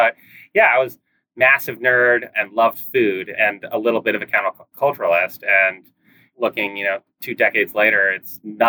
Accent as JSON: {"language": "English", "town": "Cambridge", "region": "Massachusetts", "country": "United States", "tie": "born or raised there", "moved": "yes", "lives_now": "Oakland, United States", "said": "I grew up in Cambridge, Mass, equidistant between MIT and Harvard, which, you know, is a interesting place to grow up, right? You know, a very non-standard place, you know, parents, classic academics in that kind of area."}